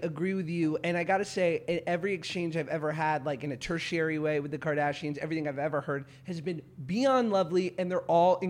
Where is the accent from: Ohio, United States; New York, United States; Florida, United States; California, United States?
New York, United States; now in Los Angeles, United States; I grew up in New York.